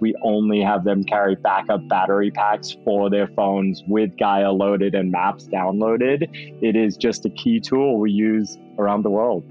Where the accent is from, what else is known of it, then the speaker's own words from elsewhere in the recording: Worcester, Massachusetts, United States; accent: mostly Massachusetts with a tiny bit of Brit; also born or lived in England; when I was six years old, my family moved to central Massachusetts, Worcester, Massachusetts. So my accent, I guess what I have left is like mostly Massachusetts with a tiny bit of Brit mixed